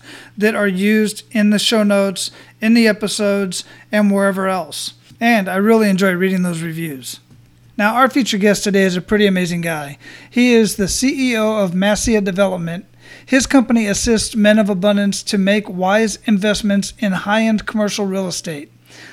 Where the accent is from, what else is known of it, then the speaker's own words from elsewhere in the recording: Phoenix, Arizona, United States; moved away as an adult; now in Florida, United States; My hometown where I was born and raised